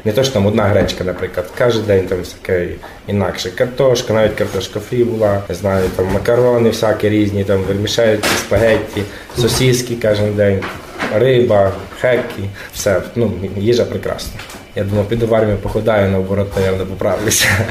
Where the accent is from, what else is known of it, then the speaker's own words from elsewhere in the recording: Volyn Oblast, Ukraine; moved away as an adult; also born or lived in Poland; Е, Волинська область, Торійський район, село Мукрець